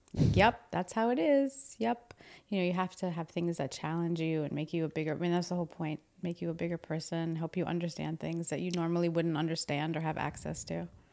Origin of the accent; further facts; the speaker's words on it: New Jersey, United States; moved away; I'm from New Jersey.